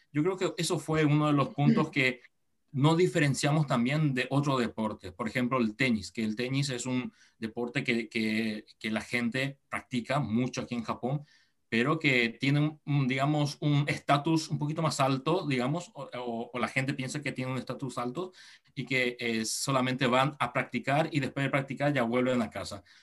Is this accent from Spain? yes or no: no; Encarnación, Itapúa, Paraguay; accent: sudamericano; moved away as an adult; now in Japan; yo tengo sangre japonesa, mis padres son ambos japoneses, pero yo nací en Paraguay, en Encarnación. Eh, ahí sí, este, nací, crecí allí